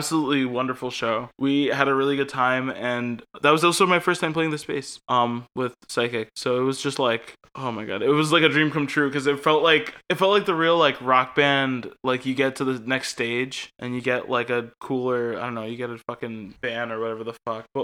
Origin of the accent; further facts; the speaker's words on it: Connecticut, United States; Connecticut is my favorite town. My hometown is the state Connecticut.